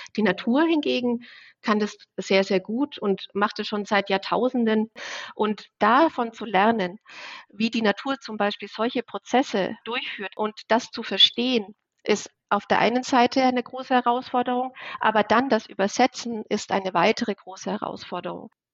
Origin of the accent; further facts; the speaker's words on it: Bavaria, Germany; Also ich komme aus Bayern, aus so einem kleinen 500 Zehlendorf dort